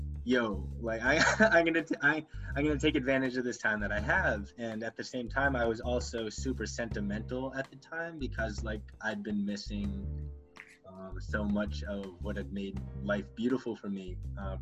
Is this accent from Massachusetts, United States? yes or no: yes; Gloucester, Massachusetts, United States; I am from Gloucester, Massachusetts, about 45 minutes north of Boston